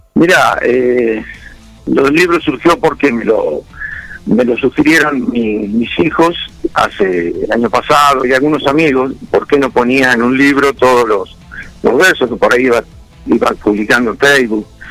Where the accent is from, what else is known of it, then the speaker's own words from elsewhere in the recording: Dudignac, Buenos Aires Province, Argentina; also born or lived in Carmen de Patagones; now in Junín, Argentina; siempre digo que soy de Duñá. Después si me preguntan dónde vivo es otra cosa.